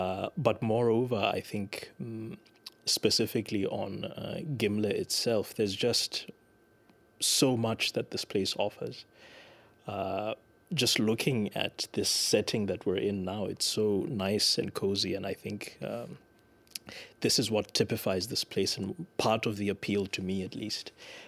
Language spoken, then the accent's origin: English; Lesotho; moved away as an adult; now in Denmark; And I'm from Lesotho.